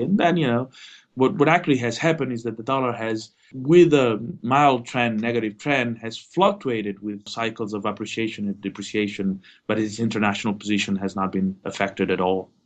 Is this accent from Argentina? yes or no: yes; Argentina; moved away; I'm originally from Argentina